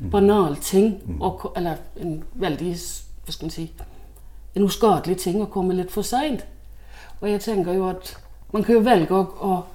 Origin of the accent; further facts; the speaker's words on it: Denmark; Norwegian is a second language; now in Norway; Jeg er jo dansk, ja.